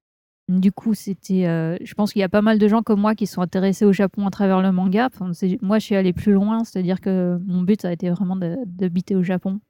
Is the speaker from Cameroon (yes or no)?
no; Burgundy, Bourgogne-Franche-Comté, France; moved away; je viens de Bourgogne.